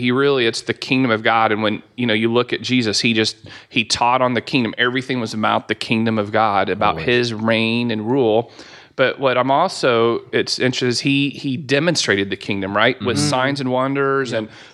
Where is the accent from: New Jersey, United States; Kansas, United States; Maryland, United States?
Kansas, United States; McPherson; now in Wichita, United States; I am from McPherson, Kansas. Went to Tabor College.